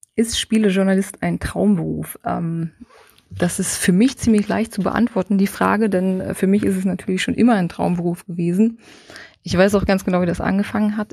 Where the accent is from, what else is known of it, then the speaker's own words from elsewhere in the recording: Saxony-Anhalt, Germany; moved away as an adult; now in Fürth, Germany; Sachsen-Anhalt, wo ich herkomme, und bin nach Fürth gezogen